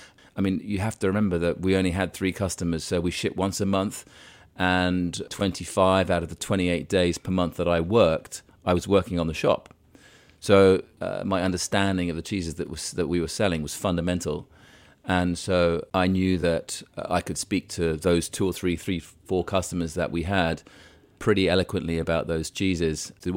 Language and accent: English; Cairo, Cairo Governorate, Egypt; The interest in cheese came about because, growing up in Cairo, it was the early 1970s.